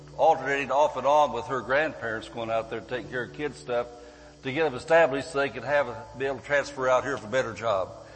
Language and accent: English; Barstow, California, United States; I'm from Barstow, California